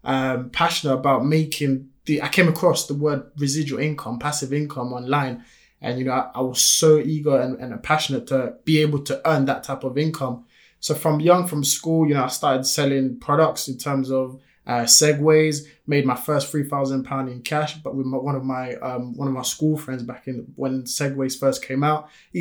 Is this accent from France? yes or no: yes; France; first language French; English is a second language; now in United Kingdom; You know, I was born and raised in France, came here in the UK back in 2004. Most people will never even notice that, you know, I speak French because my accent is not there.